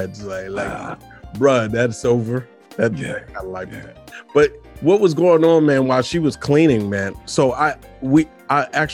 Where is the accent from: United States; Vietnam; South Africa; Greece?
United States; Washington, District of Columbia; also born or lived in Suitland, Maryland / University of Maryland; I'm from Georgia. Avenue. Yeah. In Washington, D.C. So, yeah, there up until my junior high years. And then we moved, my mother and I moved to Suitland